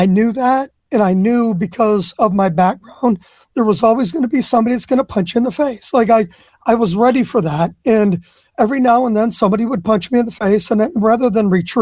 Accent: Flint, Michigan, United States; I was born and raised in Flint, Michigan.

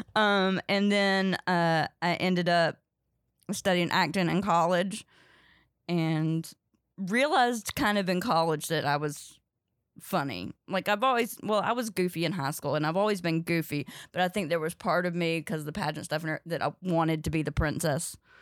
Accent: Ridgemont, North Carolina, United States; also born or lived in Louisville / Chicago; now in New York, United States; I grew up in Ridgemont, North Carolina, uh, but nobody knows where that is, so I say Durham

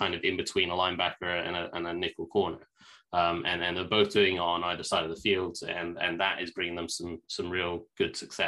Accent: England, United Kingdom; I'm English and we don't really celebrate Thanksgiving over here.

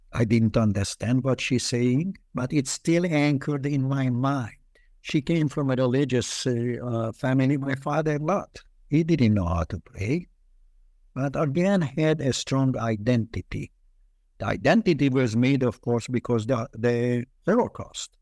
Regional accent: Budapest, Hungary; also born or lived in Israel; now in United States; I was born in Budapest during the war. Um, eh, Budapest had, at that time, twenty-two districts, and we lived in the toughest districts

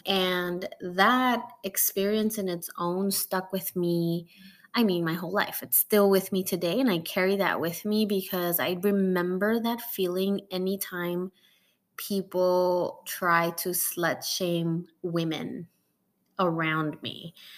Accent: Mexico; now in United States; Mexican like me

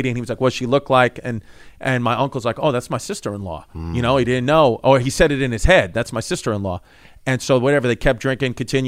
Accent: New York City, New York, United States; I grew up in Ridgewood, Bushwick, it used to be a place where you could get stabbed

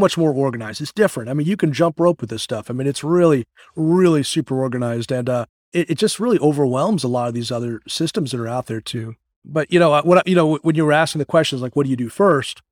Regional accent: Connecticut, Massachusetts area, Northeast, United States; now in Bradenton, United States; I hail from the Northeast. I, I kinda grew up in, uh, in Connecticut, Massachusetts area

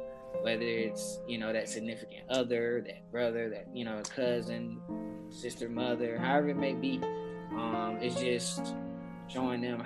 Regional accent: Lithonia, Georgia, United States; I grew up solely in Lithonia, Georgia

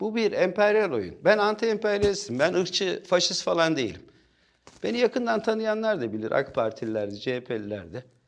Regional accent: Bolu, Bolu Province, Turkey; also born or lived in Ankara; Aslen Bolluyum. Bolu'nun yerlisiyim. Bolu'da büyüdüm.

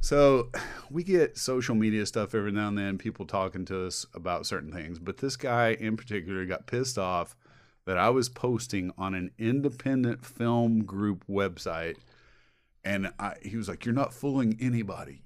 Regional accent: Indiana, United States; We're from Indiana

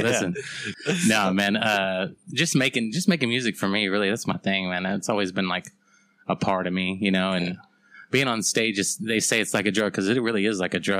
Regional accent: Bronte, Texas, United States; also born or lived in San Angelo, Texas; Technically, I'm from Bront, Texas.

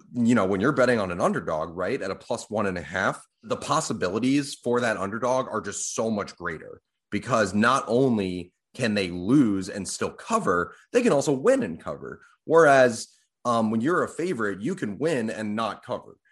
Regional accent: Boston, Massachusetts, United States; I'm from Boston

